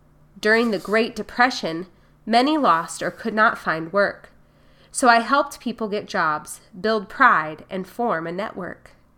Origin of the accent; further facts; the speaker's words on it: Durham, North Carolina, United States; also born or lived in Baltimore; I was born in Baltimore, Maryland, to very loving parents. Auntie Pauline adopted me because of my mom and dad's ailments. In Durham, North Carolina, Auntie Pauline was a school teacher.